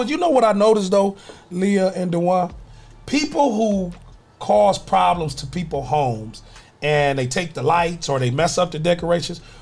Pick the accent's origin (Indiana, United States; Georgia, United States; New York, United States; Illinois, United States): Georgia, United States; Savannah; I grew up in Savannah a little bit, so we we definitely rode around looking, taking pictures of other people's